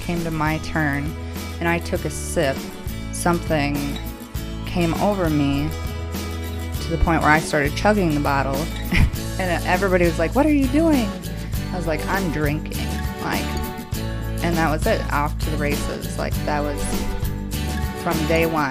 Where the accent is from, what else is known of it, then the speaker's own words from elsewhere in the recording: Woodbury, Minnesota, United States; I'm from Woodbury, Minnesota. That is my hometown